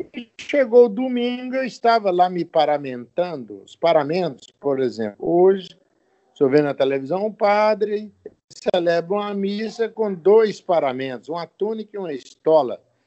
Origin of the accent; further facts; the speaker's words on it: Rio Pomba, Minas Gerais, Brazil; also born or lived in Governador Valadares; Eu nasci em Minas Gerais, numa cidade chamada Rio Pomba, perto de Belo Horizonte.